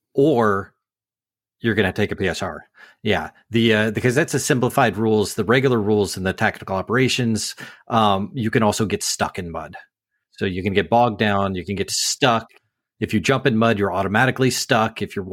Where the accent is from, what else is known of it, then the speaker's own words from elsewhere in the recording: North Carolina, United States; I'm from North Carolina.